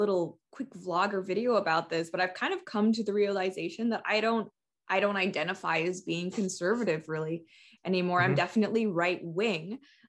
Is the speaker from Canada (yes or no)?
yes; Canada; And so I'm one of those third culture kids that's pretty common with expat families. I am Canadian, but I've done very little of my schooling here.